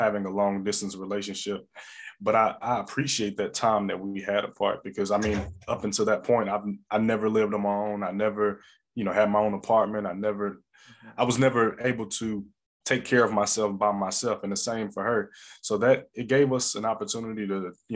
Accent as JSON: {"language": "English", "town": "East St. Louis", "region": "Illinois", "country": "United States", "also_born_or_lived": "Alabama", "moved": "yes", "said": "I'm originally from the St. Louis area, originally from East St. Louis, Illinois"}